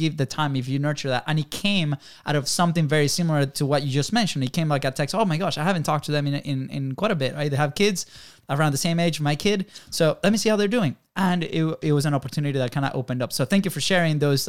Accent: Venezuela; moved away; we grew up in Venezuela

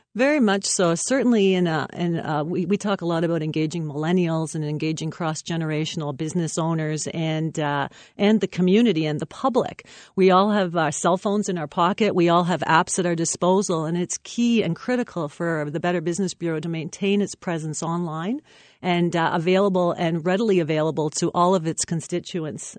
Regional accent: Windsor, Ontario, Canada; also born or lived in Chatham / London, Ontario; I am from Windsor

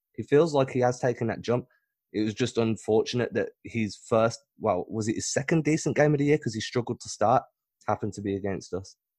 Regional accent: England, United Kingdom; I'm not British, I'm English

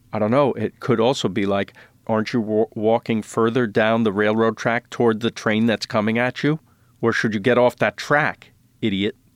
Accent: New York, United States; now in Los Angeles, United States; I'm from New York. And I love New York. I'm a New Yorker.

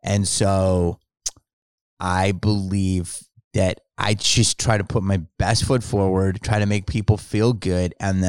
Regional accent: Philadelphia, Pennsylvania, United States; But I grew up in Philly.

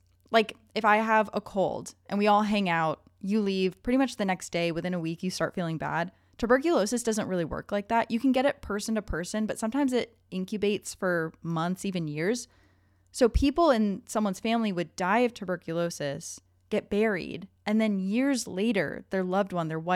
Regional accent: Connecticut, United States; my family has lived in the same town for, I think I went as far back as the 1680s

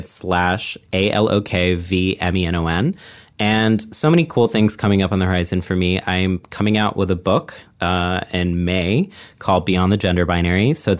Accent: Texas, United States; then I'm going to be in Texas, my hometown, putting together our first Pride party in like a decade, I think.

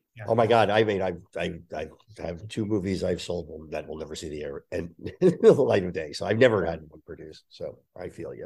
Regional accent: New Jersey, United States; I grew up in Jersey, outside of there

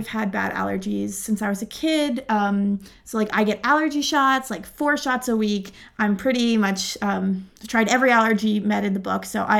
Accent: Pittsburgh, Pennsylvania, United States; also born or lived in Virginia; Yeah, so I grew up in Pittsburgh. I love the city. It's my hometown.

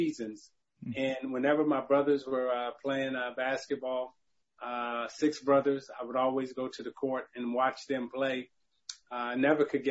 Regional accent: Chicago, Illinois, United States; growing up in Chicago

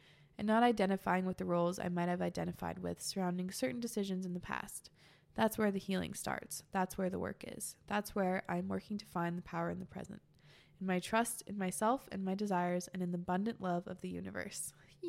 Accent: Italy; I'm 16 and I'm from Italy.

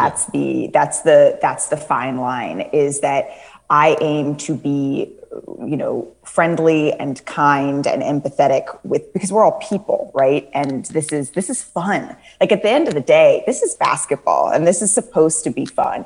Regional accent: California, United States; moved away as an adult; also born or lived in New York City; I am from California

